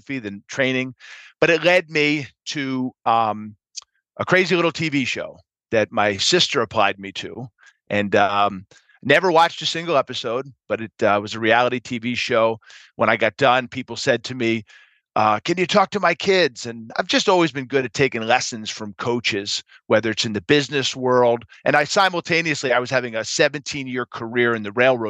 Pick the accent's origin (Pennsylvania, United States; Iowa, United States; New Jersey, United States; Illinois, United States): Pennsylvania, United States; Philadelphia; I was born and raised in Philadelphia